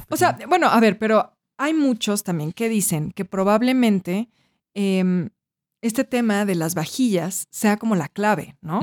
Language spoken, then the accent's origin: Spanish; Mexico; como somos mexicanos